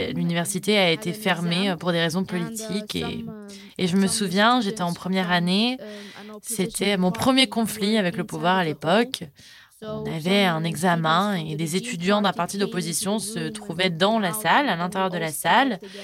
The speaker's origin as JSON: {"language": "French", "country": "Sudan", "tie": "born or raised there", "also_born_or_lived": "Qatar", "second_language": "French", "said": "je viens du Soudan"}